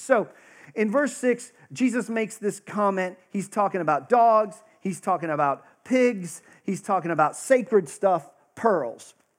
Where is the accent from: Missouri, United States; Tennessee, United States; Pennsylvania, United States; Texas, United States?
Texas, United States; I grew up in Texas, I got the actual privilege of going to a tent revival